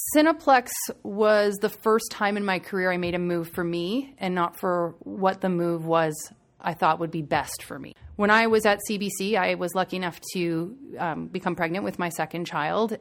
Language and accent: English; Waterdown, Ontario, Canada; I grew up in a really small town, uh, just outside of Burlington, Ontario, called Waterdown